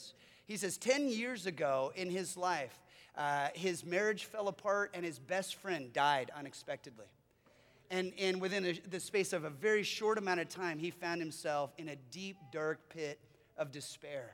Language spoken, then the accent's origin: English; United States; as American followers of Jesus